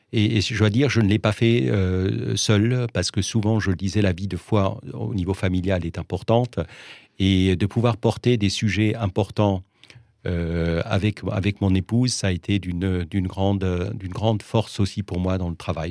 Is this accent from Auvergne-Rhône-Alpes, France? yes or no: no; Geudertheim, Grand Est, France; je suis né à Geudertheim